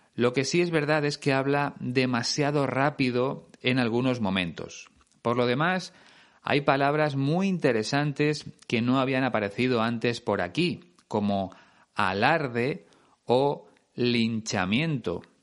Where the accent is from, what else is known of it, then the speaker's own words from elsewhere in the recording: Spain; en España usamos el verbo hacer, hacer una foto